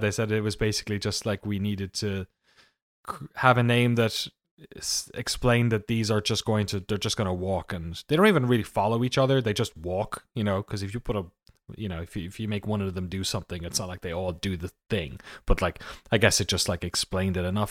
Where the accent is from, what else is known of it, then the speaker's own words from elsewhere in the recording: Waterford, Munster, Ireland; moved away; I'm from a town called Waterford in the southeast of Ireland